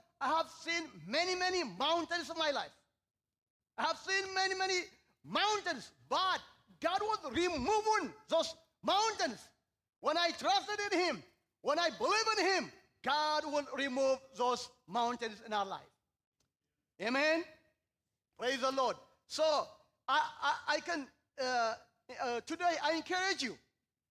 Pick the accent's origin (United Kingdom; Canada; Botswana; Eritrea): Eritrea; moved away as an adult; now in Seattle, United States; I was born and raised in Eritrea